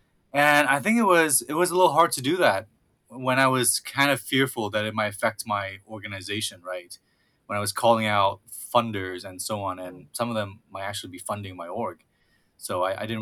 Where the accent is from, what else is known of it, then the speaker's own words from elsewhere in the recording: Vietnam; also born or lived in St. Louis; now in Seattle, United States; I was born in Vietnam